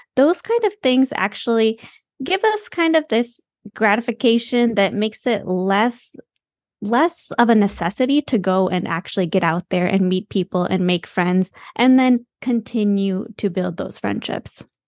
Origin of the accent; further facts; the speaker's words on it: Michigan, United States; moved away; also born or lived in the South (US) / San Francisco; We're from Michigan